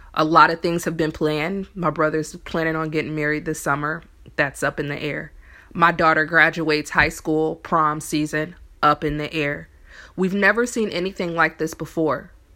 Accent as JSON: {"language": "English", "region": "Indiana", "country": "United States", "moved": "yes", "lives_now": "New Orleans, United States", "said": "me coming from Indiana, I'm from there"}